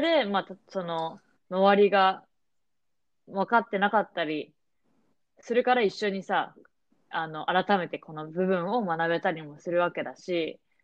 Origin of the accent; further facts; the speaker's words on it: Japan; moved away; also born or lived in United States; 私はまあ日本で育